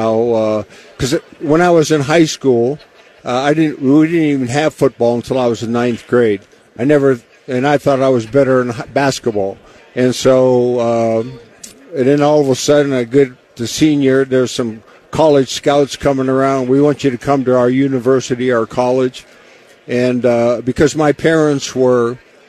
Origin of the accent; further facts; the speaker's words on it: Warren, Ohio, United States; moved away as an adult; also born or lived in Denver, Colorado; I'm from Warren Youngstown area.